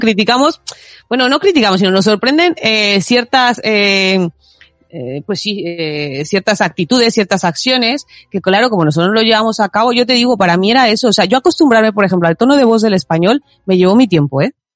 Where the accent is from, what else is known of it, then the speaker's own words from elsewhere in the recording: Mexico; now in Spain; si de ahí soy